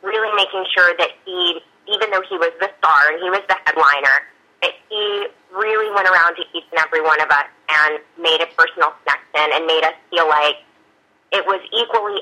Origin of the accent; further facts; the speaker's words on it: Georgia, United States; also born or lived in New York; now in Los Angeles, United States; I'm actually from Georgia originally.